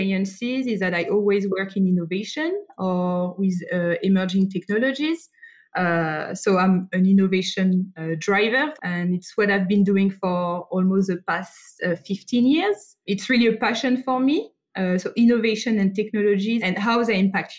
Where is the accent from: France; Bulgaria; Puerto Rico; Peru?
France; accent: French; English is a second language; now in Sydney, Australia; So I grew up in France, hence my accent, and I'm currently based in Sydney, Australia.